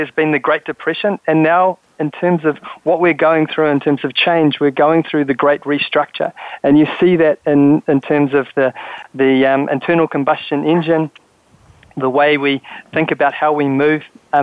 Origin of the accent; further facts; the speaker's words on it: New Zealand; moved away; I'm from New Zealand originally